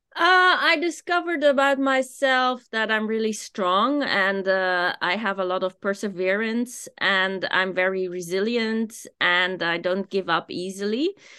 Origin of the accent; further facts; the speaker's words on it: Amsterdam, North Holland, Netherlands; moved away as an adult; also born or lived in Japan; I am from Amsterdam